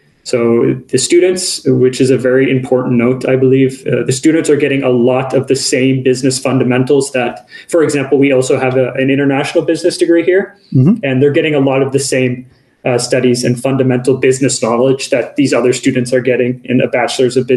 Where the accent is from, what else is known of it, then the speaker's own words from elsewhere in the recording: Canada; now in Kajaani, Finland; I'm originally from Canada, so I have that sort of North American perspective as well.